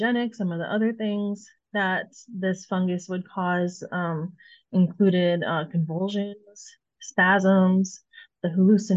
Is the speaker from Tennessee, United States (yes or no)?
no; Illinois, United States; moved away as an adult; now in Iowa, United States; Illinois is my home state